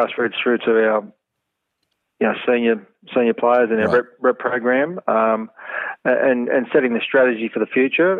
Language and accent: English; Hunter Valley, New South Wales, Australia; moved away as an adult; now in Adelaide, Australia; where I grew up in Hunter Valley as a young kid